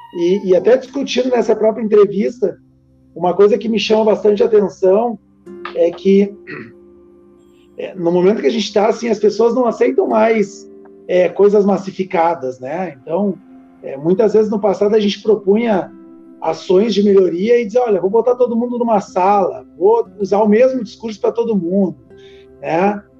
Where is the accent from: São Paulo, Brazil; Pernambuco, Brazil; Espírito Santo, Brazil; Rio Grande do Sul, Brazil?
Rio Grande do Sul, Brazil; Novo Hamburgo; Eu que sou da região de Novo Hamburgo